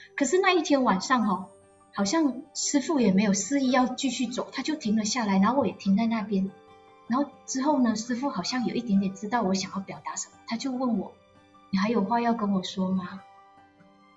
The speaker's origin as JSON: {"language": "Chinese", "country": "Malaysia", "moved": "as an adult", "lives_now": "Taiwan", "said": "因为我也是马来西亚人"}